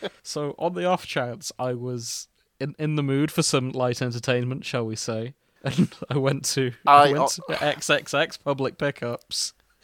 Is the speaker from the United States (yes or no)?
no; United Kingdom; we're British